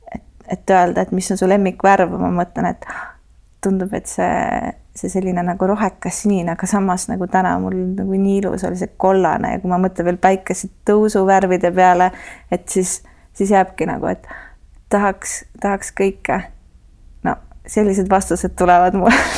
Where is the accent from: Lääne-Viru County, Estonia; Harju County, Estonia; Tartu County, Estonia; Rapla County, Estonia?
Harju County, Estonia; Tallinn; ma kasvasin äh, Kakumäel, mis oli nagu maakoht sellel ajal